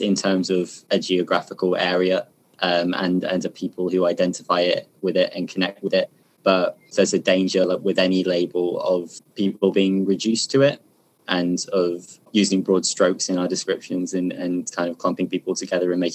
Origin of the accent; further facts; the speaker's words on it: Kirkby Lonsdale, North West England, United Kingdom; moved away as an adult; now in Birmingham, United Kingdom; I'm a poet from Kirby Lonsdale in Cumbria. I study in Birmingham.